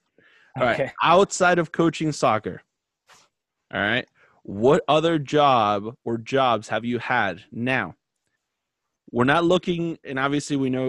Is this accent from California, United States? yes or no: no; Florida, United States; where I grew up in Florida, we had a small mall right on the corner from my house